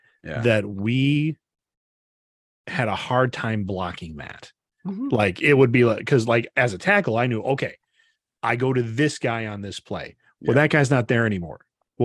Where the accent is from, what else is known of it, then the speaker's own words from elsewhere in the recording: Brodhead, Wisconsin, United States; So we ended up losing, which was the first game my hometown Broadhead had lost in like, I want to say like 6 years.